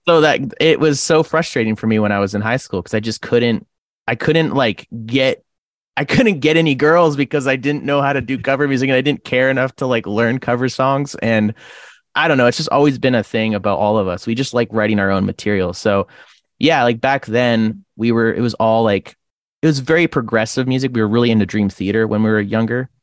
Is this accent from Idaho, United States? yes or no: yes; Rathdrum, Idaho, United States; also born or lived in Creston, British Columbia, Canada / Port Hill, Idaho; now in Coeur d'Alene, United States; I used to live in a smaller town called Rathdrum for most of my childhood